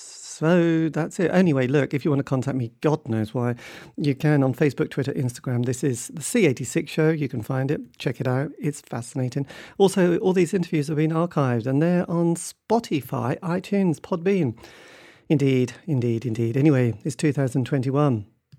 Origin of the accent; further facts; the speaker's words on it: United Kingdom; I'm terribly British English, aren't I?